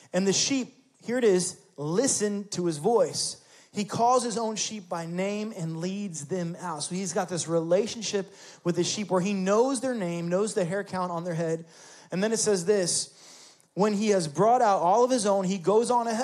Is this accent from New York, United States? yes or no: yes; New York City, New York, United States; moved away as an adult; also born or lived in Florida; I was raised in New York City.